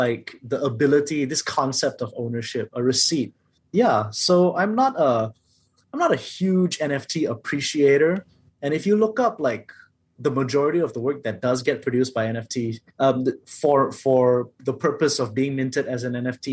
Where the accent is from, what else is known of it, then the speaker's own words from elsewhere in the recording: Malaysia; I'm also a Malaysian Chinese man